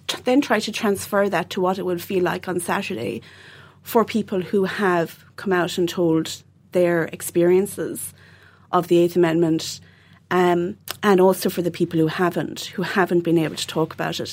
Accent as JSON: {"language": "English", "town": "Dundrum", "region": "Munster", "country": "Ireland", "said": "I'm from Dundrum, County Tipperary"}